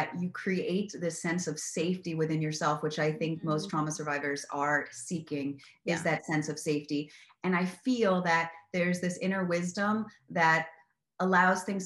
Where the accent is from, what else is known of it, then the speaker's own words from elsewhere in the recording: Miami, Florida, United States; I grew up in Miami